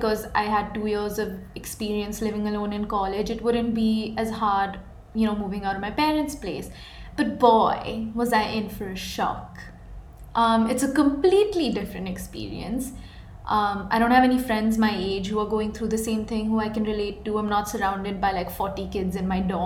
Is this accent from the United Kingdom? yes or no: no; India; moved away as an adult; now in United States; I moved from India to US